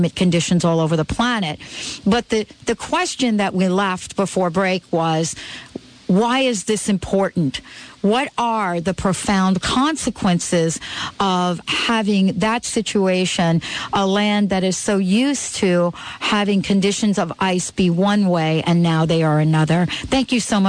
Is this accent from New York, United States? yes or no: yes; New York City, New York, United States; also born or lived in New Jersey; now in Washington, United States; I'm a girl from the Bronx